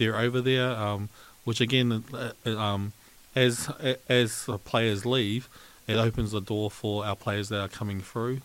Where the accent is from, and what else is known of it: New Zealand